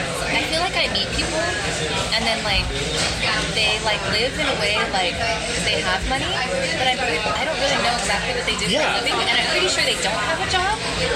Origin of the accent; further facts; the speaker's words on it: Northern California, United States; also born or lived in New York; now in Los Angeles, United States; I moved to LA in like 2011. I grew up in California, Northern California.